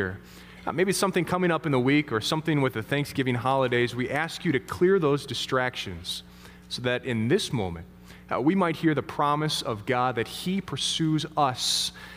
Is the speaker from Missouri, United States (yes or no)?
yes; St. Louis, Missouri, United States; moved away; We come from St. Louis originally. We got a lot of family down there